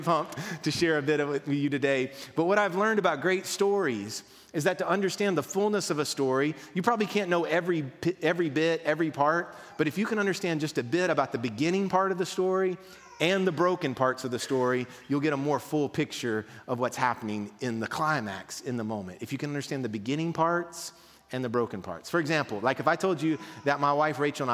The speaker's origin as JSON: {"language": "English", "town": "Mount Juliet", "region": "Tennessee", "country": "United States", "said": "We're from Mount Juliet"}